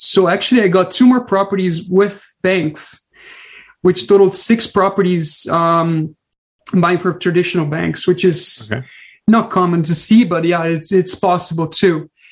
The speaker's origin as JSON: {"language": "English", "country": "Brazil", "tie": "born or raised there", "moved": "as an adult", "lives_now": "British Columbia, Canada", "said": "I'm originally from Brazil came with zero money, zero friends, zero family, and um, really start a brand new life um, after living my whole life in Brazil."}